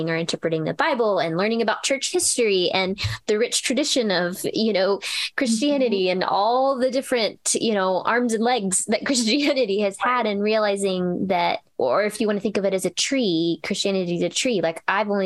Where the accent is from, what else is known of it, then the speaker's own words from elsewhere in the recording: Oklahoma, United States; I was raised in Southern Baptist in Oklahoma, in a very evangelical, conservative setting